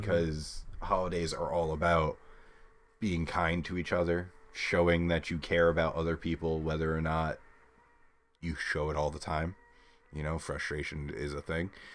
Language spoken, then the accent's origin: English; New York, United States; we're from New York